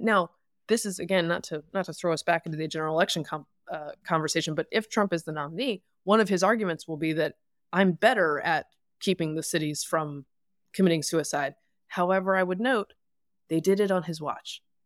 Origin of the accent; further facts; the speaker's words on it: the South, United States; I'm from the South